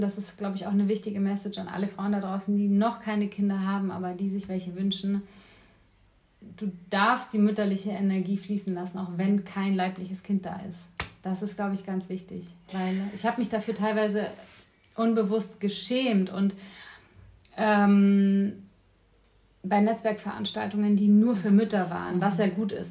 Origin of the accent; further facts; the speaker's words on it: Neuburg an der Donau, Bavaria, Germany; moved away as an adult; also born or lived in Bayreuth; now in Berlin, Germany; geboren bin ich in Neuburg an der Donau, das ist eine Kleinstadt in Bayern